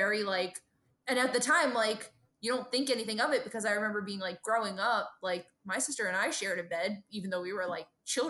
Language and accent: English; Brooklyn, New York, United States; because I also think growing up in Brooklyn, we really didn't like know that many lesbians